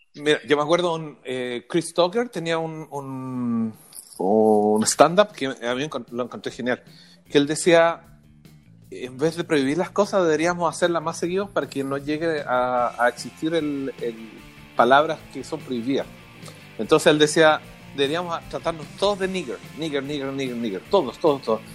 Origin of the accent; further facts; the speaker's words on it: Chile; como chilenos